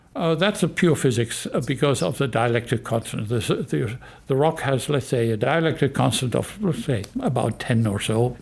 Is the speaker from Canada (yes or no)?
no; Germany; moved away as an adult; also born or lived in Northern California, United States; now in California, United States; I am originally from Germany. I was professor of geoscience in Germany for 15 years and chemistry also. And then I moved here to America